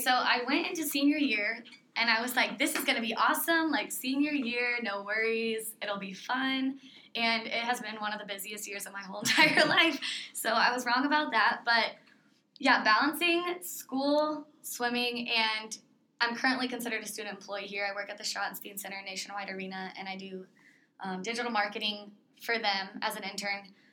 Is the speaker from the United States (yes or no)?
yes; Indiana, United States; moved away as an adult; now in Ohio, United States; I am originally from Indiana, um, small town Indiana, and I came here four years ago